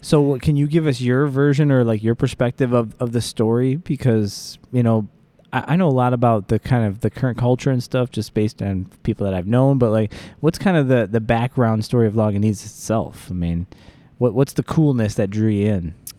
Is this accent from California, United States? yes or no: no; Joliet, Illinois, United States; I'm a Joliet kid